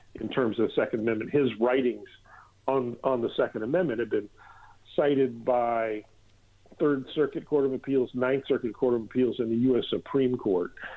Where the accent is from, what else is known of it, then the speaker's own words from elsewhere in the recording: Minnesota, United States; my home state of Minnesota